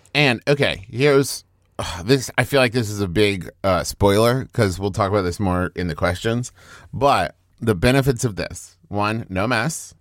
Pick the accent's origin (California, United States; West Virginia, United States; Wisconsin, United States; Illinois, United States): West Virginia, United States; moved away; also born or lived in Oklahoma; I'm from West Virginia, went to school in Oklahoma